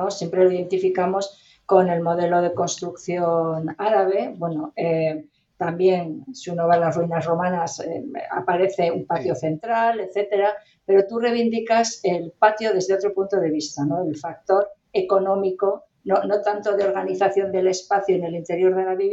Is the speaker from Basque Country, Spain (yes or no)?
yes; Basque Country, Spain; yo también soy del País Vasco